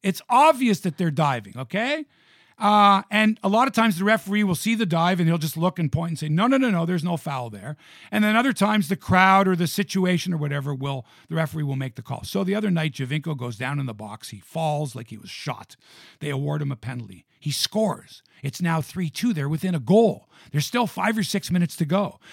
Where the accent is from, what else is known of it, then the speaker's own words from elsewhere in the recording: Toronto, Ontario, Canada; Born and raised in Toronto.